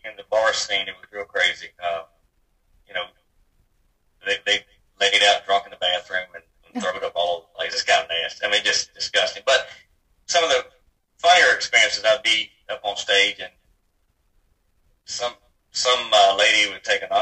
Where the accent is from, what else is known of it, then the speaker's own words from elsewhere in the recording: Virginia, United States; raised in Virginia